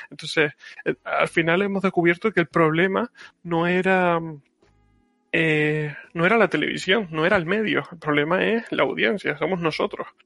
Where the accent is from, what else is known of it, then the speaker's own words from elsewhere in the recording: Canary Islands, Spain; accent: Canarian; que pasa es que como yo hablo medio eh, con acento de Barcelona y tal, pues esta vez voy a hablar con mi acento canario.